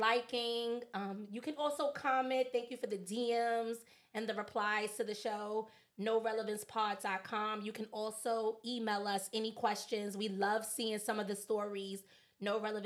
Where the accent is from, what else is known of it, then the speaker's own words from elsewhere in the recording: New York, United States; me and Diddy going to rep for Harlem all day